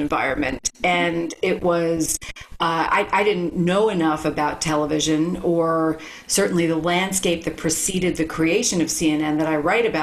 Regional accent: New York City, New York, United States; moved away; also born or lived in Bhutan; I was a kid from Brooklyn who'd never imagined that I could work in television.

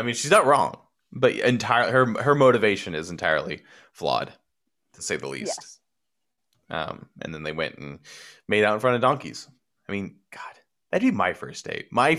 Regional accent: Copperopolis, California, United States; My hometown of 3,000 people on a good day.

